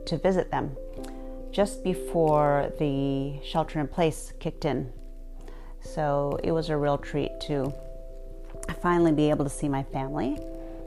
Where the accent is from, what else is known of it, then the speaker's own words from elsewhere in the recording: Port Angeles, Washington, United States; moved away; I am recording this for you from my hometown of Port Angeles, Washington.